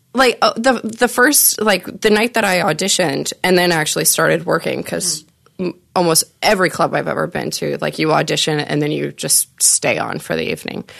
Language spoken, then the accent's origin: English; Nebraska, United States; I'm from Nebraska originally